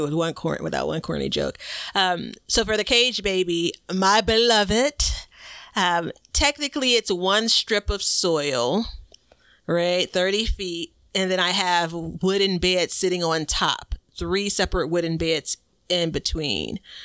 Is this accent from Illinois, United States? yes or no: yes; Chicago, Illinois, United States; I'm from Chicago. I live in Chicago and I'm on the southeast side